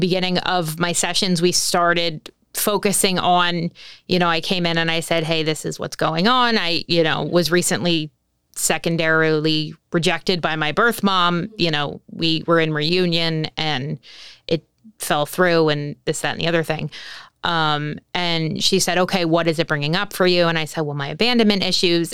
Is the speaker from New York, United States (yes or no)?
no; New Jersey, United States; I'm from New Jersey